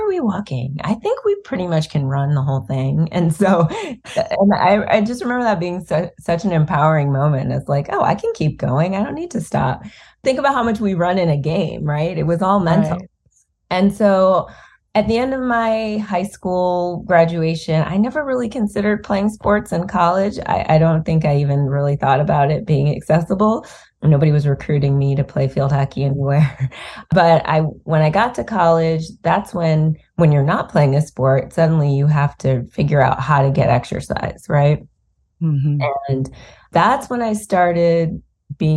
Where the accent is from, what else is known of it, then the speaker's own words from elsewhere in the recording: Cleveland, Ohio, United States; we're both from Cleveland